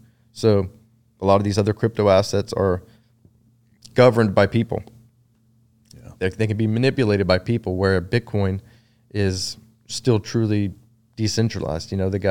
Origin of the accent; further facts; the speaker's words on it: Round Rock, Texas, United States; Round Rock. Grew up in Round Rock, Texas.